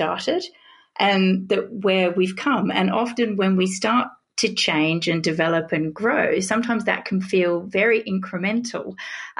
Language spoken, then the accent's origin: English; Australia; moved away as an adult; also born or lived in Britain; now in United Kingdom; I'm an Australian